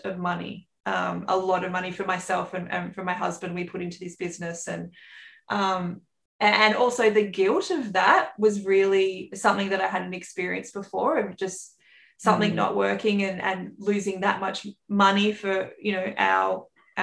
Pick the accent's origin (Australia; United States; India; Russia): Australia; accent: bogan Aussie; the bogan Aussie accent on this side